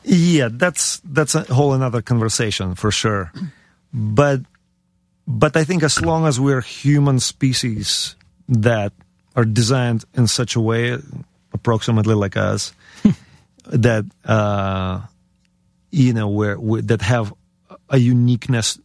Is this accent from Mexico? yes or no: no; Ukraine; born or raised there; moved away; also born or lived in United States